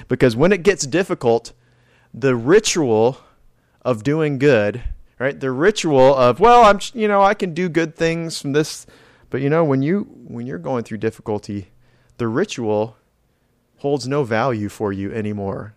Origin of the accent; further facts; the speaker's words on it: California, United States; now in Florida, United States; I was born in California, so it was kinda desert climate out there